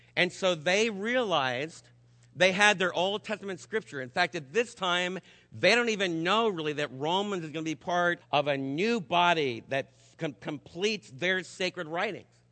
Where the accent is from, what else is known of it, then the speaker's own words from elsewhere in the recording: New York City, New York, United States; New York City, my hometown